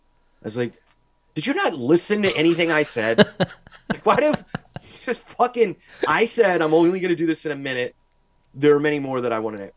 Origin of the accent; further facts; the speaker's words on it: St. Louis, Missouri, United States; where I named my favorite bands from my hometown.